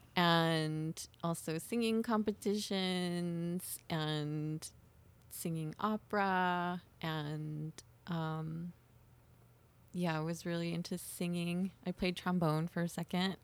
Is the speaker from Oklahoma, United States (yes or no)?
yes; Miami, Oklahoma, United States; I grew up in Miami, Oklahoma